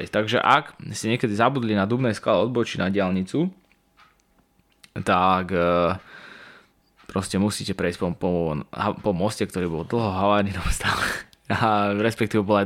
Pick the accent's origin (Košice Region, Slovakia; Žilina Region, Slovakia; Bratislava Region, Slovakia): Žilina Region, Slovakia; Martin; my akože sme z Martina